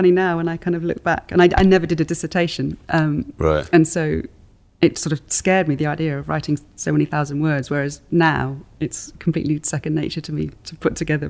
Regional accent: Swindon, South West England, United Kingdom; moved away as an adult; also born or lived in London / Oxford; now in Ledbury, United Kingdom; So I grew up in Swindon, and my mum's parents lived in Ledbury, so we always used to come up to Ledbury.

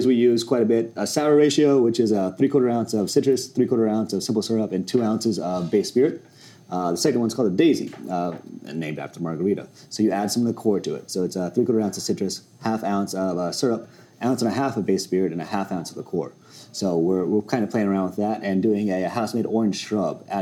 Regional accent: Oklahoma, United States; I was born and raised in Oklahoma

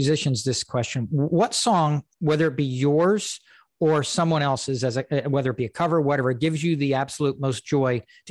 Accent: Woodstock, New York, United States; I'm from Woodstock. I went to Woodstock Elementary School.

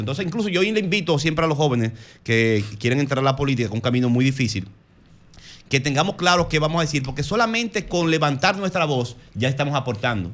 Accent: Santo Domingo Este, Distrito Nacional, Dominican Republic; San Isidro el Bonito, de donde soy

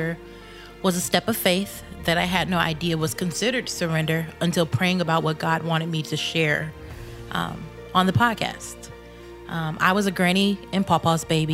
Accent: Texas, United States; Growing up in Texas, I occasionally went to church

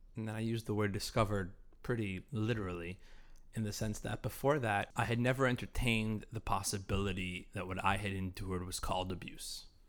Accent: Salt Lake City, Utah, United States; I was raised in Salt Lake City

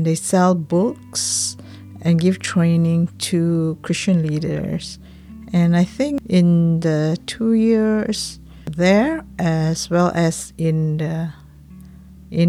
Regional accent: Petaling Jaya, Selangor, Malaysia; I grew up with my grandmother in Petaling Jaya, which is a suburban area near to Kuala Lumpur, the capital of Malaysia

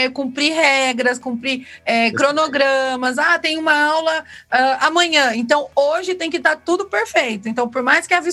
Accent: Caraguatatuba, São Paulo, Brazil; E, e eu vou falar para você, eu vim de Caraguatatuba, eu trabalhei em administradora

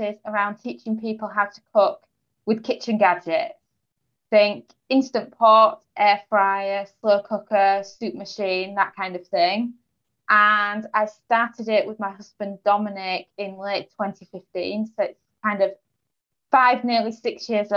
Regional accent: Yorkshire and the Humber, United Kingdom; moved away as an adult; also born or lived in Portugal; now in England; I'm originally from East Yorkshire in England.

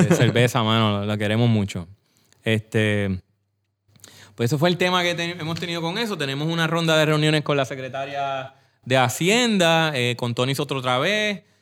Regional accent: Coamo, Puerto Rico; Yo que soy de Cuamo, voy a los baños de Cuamo

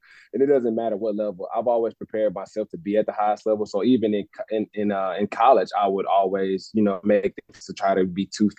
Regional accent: Gaston, Alabama, United States; moved away as an adult; also born or lived in Berkeley, California; my hometown of Gaston

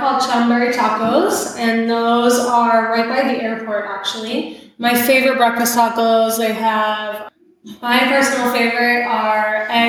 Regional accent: New York, United States; moved away as an adult; now in Puerto Vallarta, Mexico; I'm from New York.

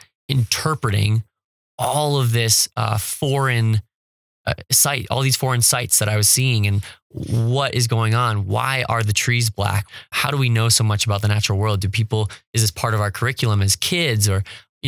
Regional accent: California, United States; moved away; I'm coming from California where my neighborhood has a carbon watch council.

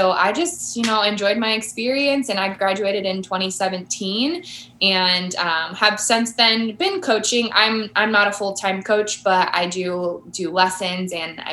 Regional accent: California, United States; I'm from California. So I played for SoCal Wicked, SoCal Choppers

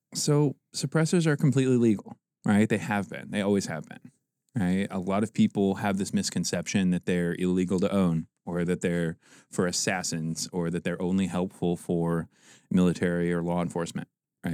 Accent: Fort Wayne, Indiana, United States; also born or lived in Auburn, Indiana; I grew up in Auburn and Fort Wayne, Indiana

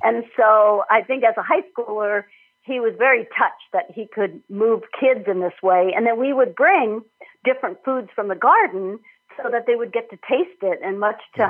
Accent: Minnesota, United States; moved away as an adult; also born or lived in Illinois; I'm from Minnesota originally, went to school in Illinois

